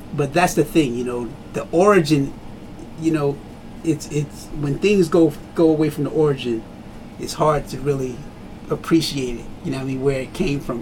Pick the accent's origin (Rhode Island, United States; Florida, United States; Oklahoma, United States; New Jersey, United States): New Jersey, United States; Trenton; I grew up in Trenton. In Trenton, you know, grew up with a lot of Jamaican heads